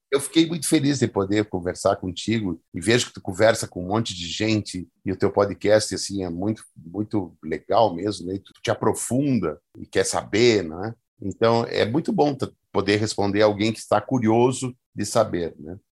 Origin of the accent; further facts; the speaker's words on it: Gaúcho, Rio Grande do Sul, Brazil; eu acho que eu sou gaúcho